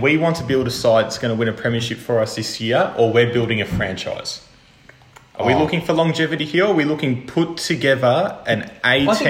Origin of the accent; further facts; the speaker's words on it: Australia; us being Aussie boys.